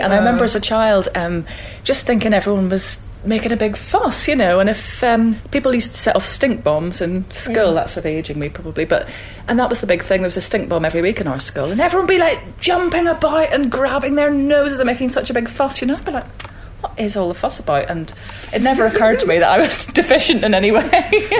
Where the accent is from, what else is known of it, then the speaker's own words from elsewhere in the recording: Belfast, Northern Ireland, United Kingdom; moved away; also born or lived in Netherlands; people at home are constantly complaining that I've lost my accent, but it's been whittled away over the years of living, well, just living away from Northern Ireland, because I lived in Holland